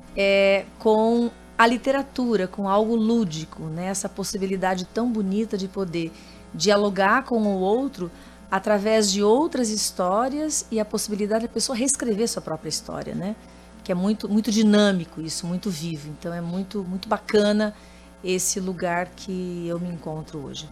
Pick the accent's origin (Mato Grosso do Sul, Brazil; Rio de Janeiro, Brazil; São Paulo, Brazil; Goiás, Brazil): Mato Grosso do Sul, Brazil; also born or lived in Carazinho, Rio Grande do Sul; Eu vim para o Mato Grosso do Sul com seis anos